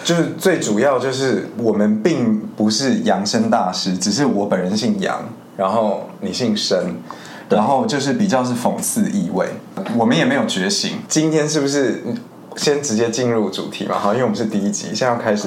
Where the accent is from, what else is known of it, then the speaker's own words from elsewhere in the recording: Spain; moved away as an adult; now in Taiwan; 我虽然是在西班牙出生长大